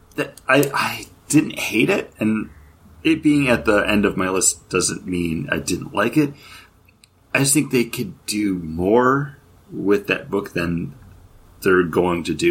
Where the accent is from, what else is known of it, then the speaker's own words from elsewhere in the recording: Western New York, United States; I grew up in New York upstate Western New York, not not the city